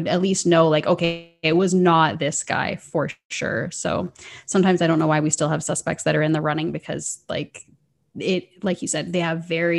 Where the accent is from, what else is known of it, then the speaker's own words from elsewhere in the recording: Canada; hey, this girl kind of sounds like she's from Minnesota, it's because I'm from Canada. And like, we do have a different dialect.